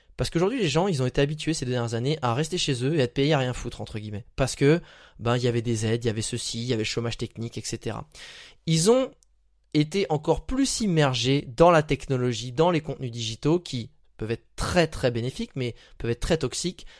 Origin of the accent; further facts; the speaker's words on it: France; moved away; je suis dans ma région, là où j'ai grandi en ce moment, et bah en fait on avait à peu près une heure de Paris